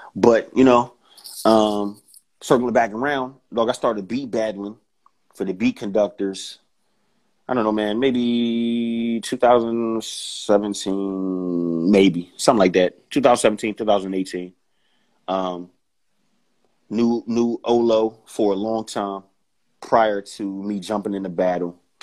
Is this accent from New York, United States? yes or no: no; Philadelphia, Pennsylvania, United States; I'm from Philly, home of the aggressive ass individual